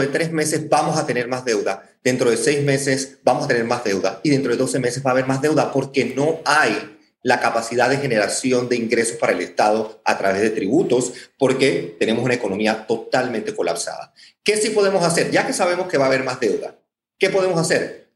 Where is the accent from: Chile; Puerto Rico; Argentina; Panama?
Panama; soy panameño y como ustedes nos preocupa nuestro país